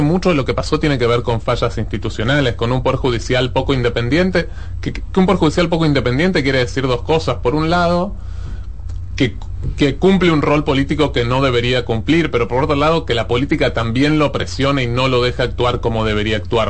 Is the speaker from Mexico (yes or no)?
no; Argentina